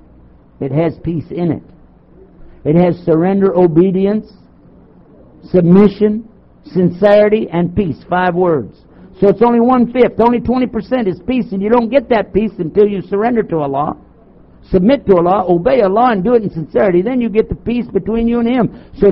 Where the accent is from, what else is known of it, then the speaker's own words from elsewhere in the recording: Texas, United States; I'm from Texas